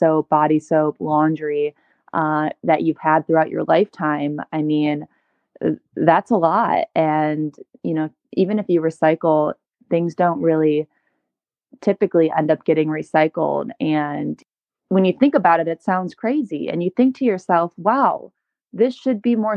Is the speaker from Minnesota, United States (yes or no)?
no; Cleveland, Ohio, United States; also born or lived in Chicago, Illinois; now in Encinitas, United States; I'm originally from Cleveland, Ohio